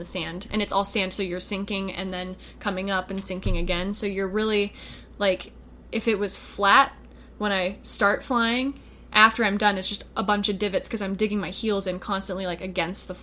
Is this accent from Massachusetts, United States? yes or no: no; Sonoma, California, United States; I grew up in Sonoma, California